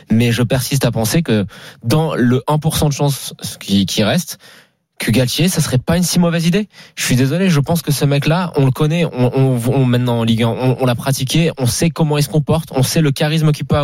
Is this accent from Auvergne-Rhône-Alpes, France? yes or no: no; Marseille, Provence-Alpes-Côte d'Azur, France; Ça me chagrinerait en tant que Marseillais, mais ça me choquerait pas de le voir sur le banc parisien